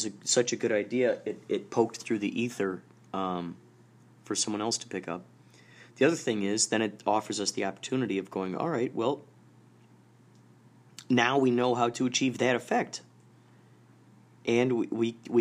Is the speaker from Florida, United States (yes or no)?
no; Carol Stream, Illinois, United States; I grew up in Carroll Stream, Illinois